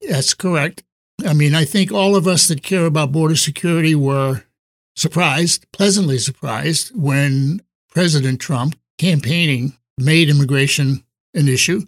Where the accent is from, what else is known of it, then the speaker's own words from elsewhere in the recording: East Coast, United States; moved away as an adult; now in San Diego, United States; I grew up on the East Coast and moved to San Diego in nineteen sixty-four